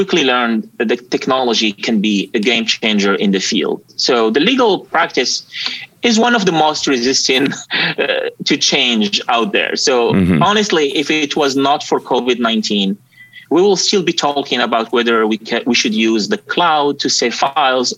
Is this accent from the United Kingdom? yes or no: no; Morocco; moved away as an adult; now in United States; I'm originally from Morocco, so I moved to the US in 2017 after I won a green card lottery.